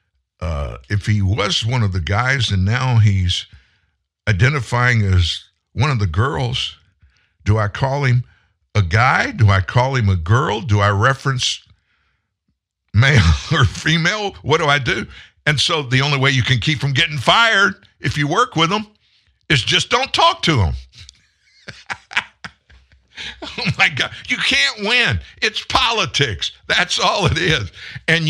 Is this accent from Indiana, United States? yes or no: no; Louisiana, United States; also born or lived in South Texas; I'm originally from Texas. We moved to Louisiana when I was four, South Texas